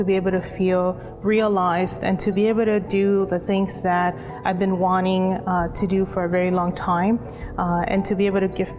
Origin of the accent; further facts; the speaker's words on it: Miami, Florida, United States; also born or lived in Guayaquil, Ecuador; I'm 27 years old. I was born in Guayaquil, Ecuador, but I was raised in the Sunshine State in Miami, Florida.